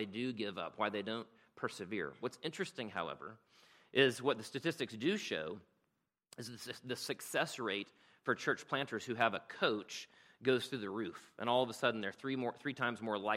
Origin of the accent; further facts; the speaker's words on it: South Carolina, United States; moved away as an adult; now in Rome, United States; I'm from South Carolina